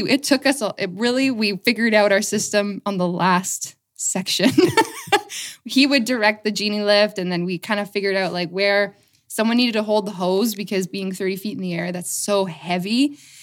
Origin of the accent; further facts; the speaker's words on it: Aylmer, Ontario, Canada; moved away as an adult; also born or lived in London, Ontario / Calgary / Toronto; I grew up in Elmer. I went away for quite a while, and I've just come back recently